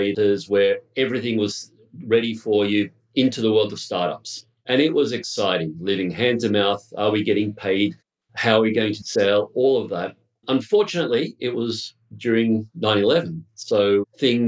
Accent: Australia; also born or lived in Bogota, Colombia; I'm from Australia originally

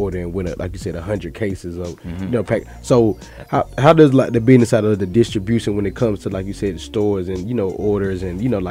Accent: Georgia, United States; I've been in Georgia all my life

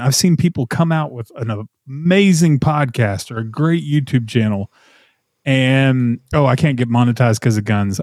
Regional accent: Nashville, Tennessee, United States; moved away as an adult; also born or lived in Texas; it's still home, you know, it's where I grew up and, you know, I was born in Texas and then we moved to Middle Tennessee when I was in fifth grade and then ended up in Nashville in high school

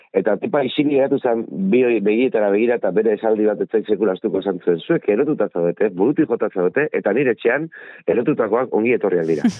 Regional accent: Bergara, Basque Country, Spain; bergararra naiz baina nire familia ardia Donostiarra

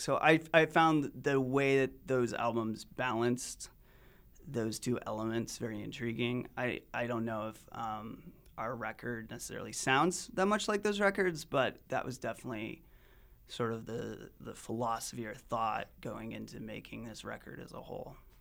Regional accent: Salt Lake City, Utah, United States; moved away; I'm from Utah, Salt Lake City originally, and I left for about a decade and came back

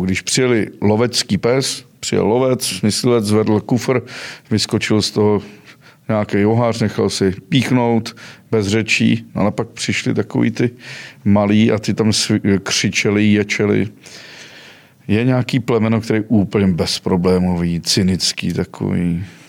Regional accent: Mariánské Lázně, Karlovy Vary Region, Czechia; jsem původ, původem z Karlovarského kraje, u Marán, z Maránských Lázní

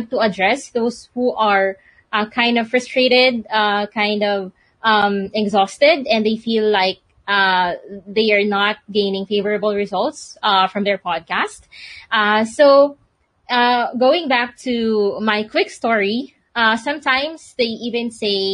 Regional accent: Philippines; I'm from the Philippines

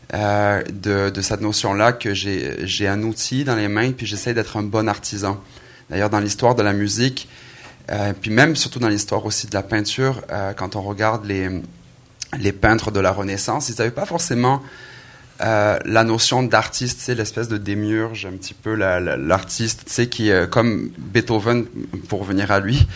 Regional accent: Aix-en-Provence, Provence-Alpes-Côte d'Azur, France; moved away as an adult; also born or lived in Marseille; now in Quebec, Canada; né en France, dans le sud de la France, à Marseille, euh, Aix-en-Provence plus précisément.

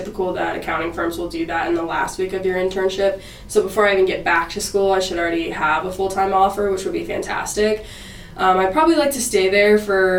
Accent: Dallas, Texas, United States; moved away as an adult; now in Fayetteville, United States; I'm from Dallas, Texas

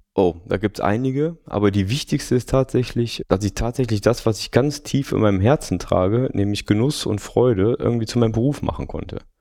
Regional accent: Düsseldorf, North Rhine-Westphalia, Germany; ich bin in dieser herrlichen Stadt geboren

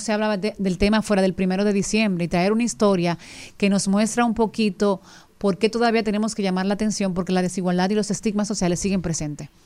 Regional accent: Dominican Republic; accent: Dominican; nosotros como dominicanos

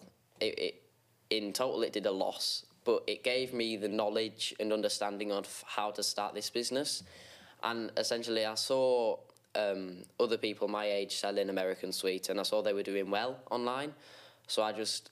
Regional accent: Whitehaven, North West England, United Kingdom; I'm 14 from Whitehaven

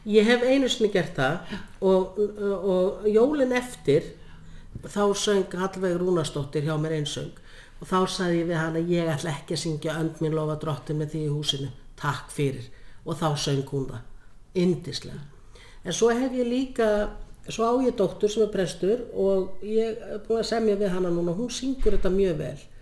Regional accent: Laufás, Eyjafjörður, Northeastern Region, Iceland; ég er alveg upp á pressetri í Laufósi Vejafjörð

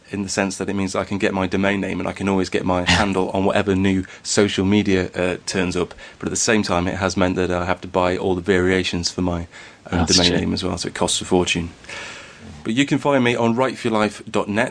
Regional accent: Derbyshire, East Midlands, United Kingdom; accent: slightly Derbyshire; just a northern lad with a slightly Derbyshire accent

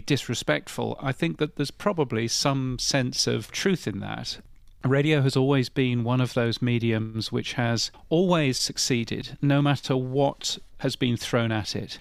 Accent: United Kingdom; I'm, I'm a Brit, as you can tell from my ridiculously aloof accent.

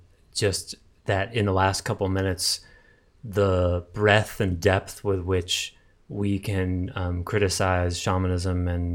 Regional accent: Massachusetts, United States

